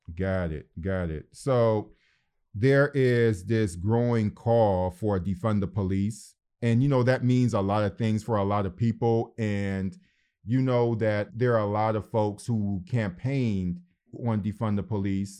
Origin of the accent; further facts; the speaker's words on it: Detroit, Michigan, United States; growing up in Detroit, Michigan